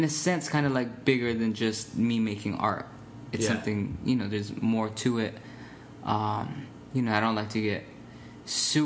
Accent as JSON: {"language": "English", "town": "Phoenix", "region": "Arizona", "country": "United States", "tie": "born or raised there", "moved": "yes", "lives_now": "Chicago, United States", "said": "I grew up there. I grew up in Phoenix"}